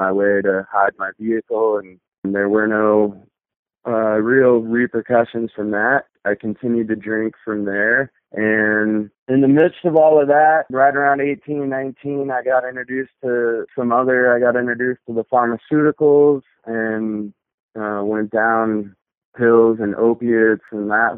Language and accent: English; Whitefish, Montana, United States; also born or lived in Bozeman, Montana; I grew up in Whitefish, Montana